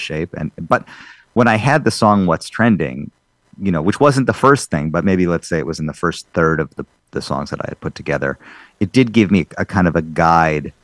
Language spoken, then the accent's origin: English; Madison, Wisconsin, United States; growing up in Madison, Wisconsin, in this Jewish community